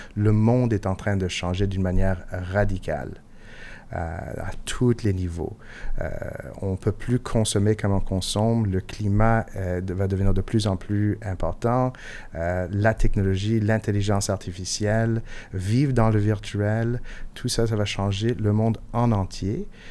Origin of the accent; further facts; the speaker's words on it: Montreal, Quebec, Canada; first language English; French is a second language; je suis montréalais